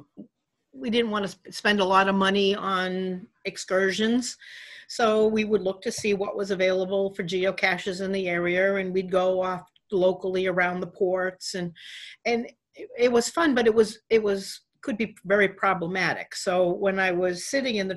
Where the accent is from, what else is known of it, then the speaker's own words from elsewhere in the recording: New Hampshire, United States; I'm from New Hampshire